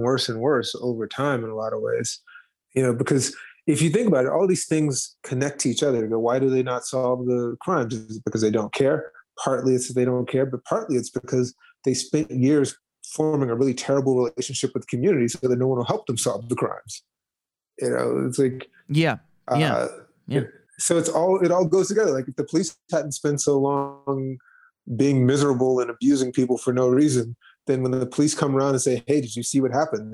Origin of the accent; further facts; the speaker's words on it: Gary, Indiana, United States; I'm from Gary, Indiana